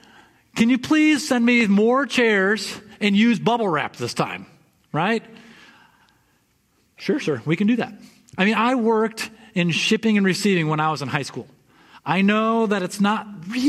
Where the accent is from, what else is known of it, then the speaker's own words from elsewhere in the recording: West Michigan, United States; I grew up in West Michigan